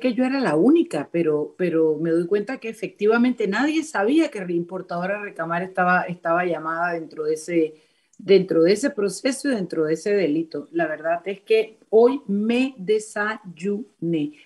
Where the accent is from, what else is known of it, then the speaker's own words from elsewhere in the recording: Panama; Los panameños estamos acostumbrados